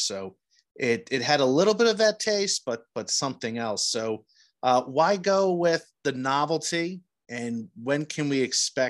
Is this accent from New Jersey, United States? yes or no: yes; New Jersey, United States; I'm from New Jersey